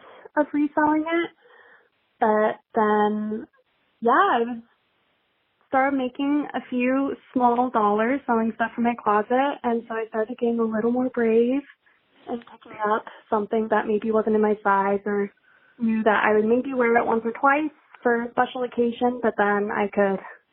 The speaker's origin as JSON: {"language": "English", "town": "Astoria", "region": "Oregon", "country": "United States", "moved": "as an adult", "lives_now": "Michigan, United States", "said": "I'm originally from the Oregon coast"}